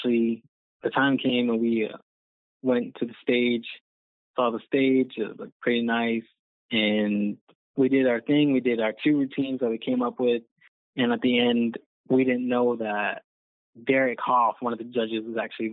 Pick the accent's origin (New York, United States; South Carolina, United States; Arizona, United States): Arizona, United States; Lehi; I was a teen at the Boys and Girls Club over here in Lehigh, where I'm from